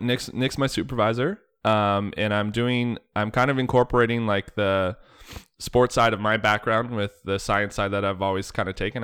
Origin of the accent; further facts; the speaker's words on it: Bradford, Ontario, Canada; moved away as an adult; also born or lived in Oakville, Ontario / Jamestown, North Dakota; growing up in Bradford, Ontario, uh, halfway to Barrie.